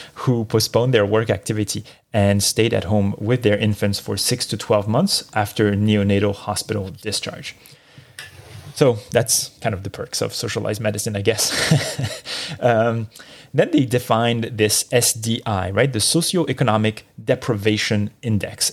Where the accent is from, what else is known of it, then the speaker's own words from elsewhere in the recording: Marseille, Provence-Alpes-Côte d'Azur, France; moved away; my hometown of Marseille, France